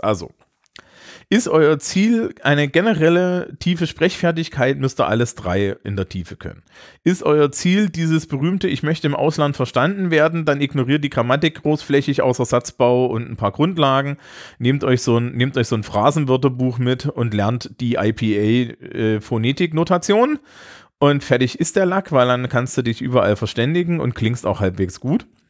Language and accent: German; Germany; also born or lived in Scotland; ich als Deutscher